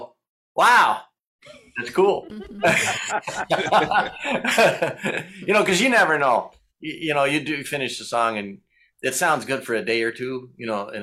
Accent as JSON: {"language": "English", "region": "Michigan", "country": "United States", "said": "We're from Bethlehem, Michigan. Cherry Pie's a big deal up there."}